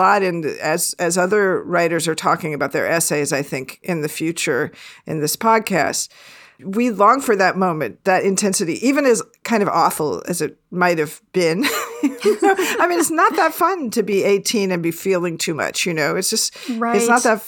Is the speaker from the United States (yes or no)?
yes; Seattle, Washington, United States; a Catholic kid growing up in Seattle, Washington